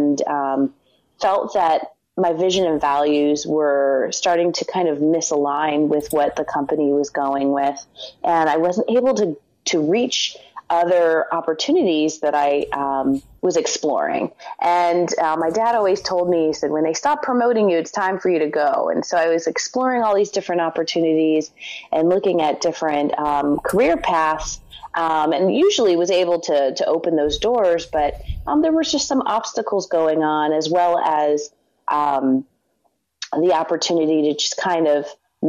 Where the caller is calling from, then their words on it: Philadelphia, Pennsylvania, United States; I'm calling from Philadelphia, Pennsylvania.